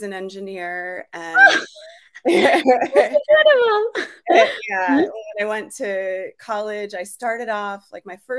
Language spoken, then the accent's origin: English; South Florida, United States; now in Santa Rosa, United States; I grew up in South Florida